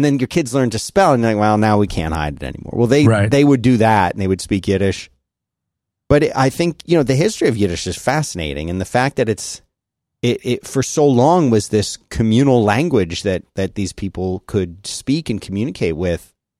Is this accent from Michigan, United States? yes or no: no; Philadelphia, Pennsylvania, United States; accent: Philly; also born or lived in Florida; That's my Philly accent.